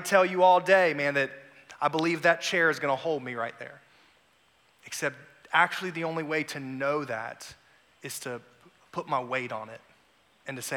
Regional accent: Raleigh, North Carolina, United States; now in South Carolina, United States; I'm originally from Raleigh, North Carolina, I had a really bad speech impediment as a kid

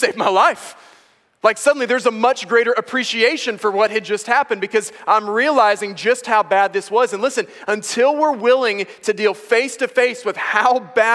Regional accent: United States; I am both an American and a male

